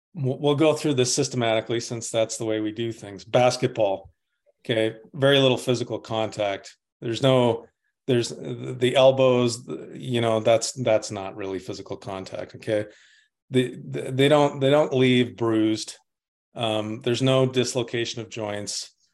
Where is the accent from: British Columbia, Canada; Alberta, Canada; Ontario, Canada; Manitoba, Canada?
Manitoba, Canada; Winnipeg; I'm from Winnipeg. I'm Canadian